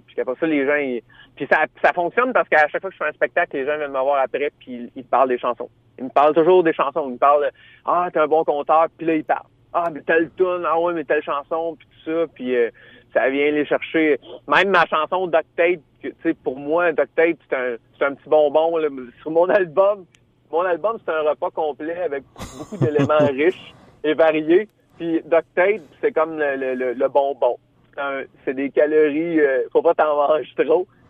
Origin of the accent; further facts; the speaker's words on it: Drummondville, Quebec, Canada; je suis natif de Drummondville. Puis quand j'étais petit gars, hein, j'étais adolescent